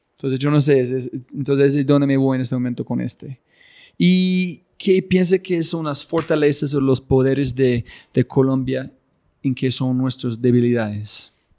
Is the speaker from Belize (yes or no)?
no; United States; moved away; yo ser gringo y mi esposa colombiana